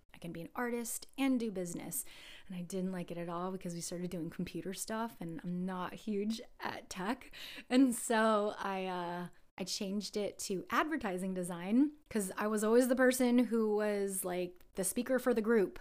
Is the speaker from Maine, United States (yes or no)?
no; San Jose, California, United States; I was born here in San Jose, and I grew up before San Jose was Silicon Valley